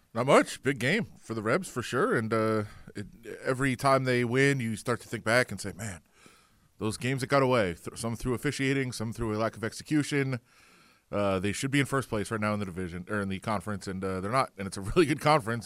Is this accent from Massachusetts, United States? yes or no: no; Ann Arbor, Michigan, United States; I'm, I'm from Ann Arbor. I'm a Michigan fan.